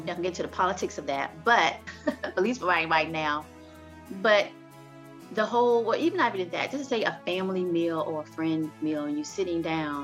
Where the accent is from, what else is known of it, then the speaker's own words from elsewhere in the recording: the South, United States; I'm from the South